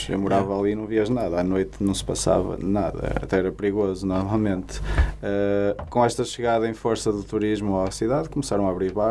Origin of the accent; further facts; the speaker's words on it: Porto, Norte, Portugal; also born or lived in Paranhos, Porto / Sé, Porto; Eu nasci em uh, eh, Paranho Paranhos, mas cresci na zona de Campanhã.